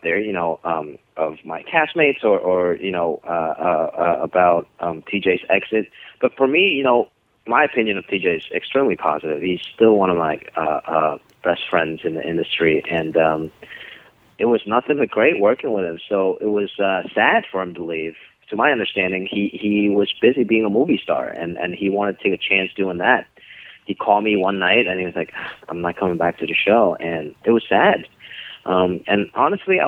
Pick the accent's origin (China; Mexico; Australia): China; moved away; we didn't have a lot of stand up growing up in China